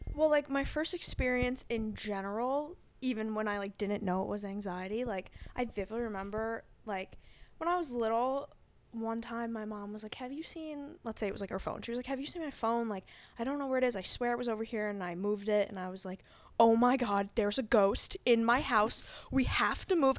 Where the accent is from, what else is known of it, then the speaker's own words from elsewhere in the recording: Long Island, New York, United States; Long Island. Me and Kat went to high school together